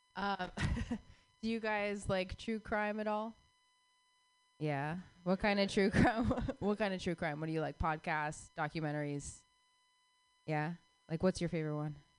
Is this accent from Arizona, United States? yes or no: yes; Phoenix, Arizona, United States; I grew up in in Phoenix, Arizona